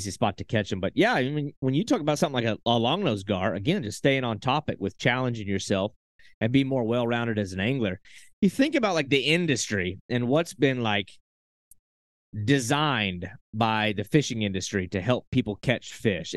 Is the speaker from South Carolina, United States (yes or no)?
yes; Santee Cooper system, South Carolina, United States; I grew up around the Santee Cooper system